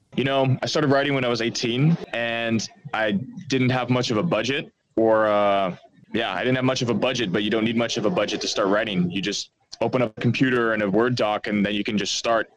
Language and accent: English; Netherlands; first language Dutch; English is a second language; moved away as an adult; also born or lived in Amsterdam; I'm, I'm a half American, but I lived in uh, the Netherlands for most of my life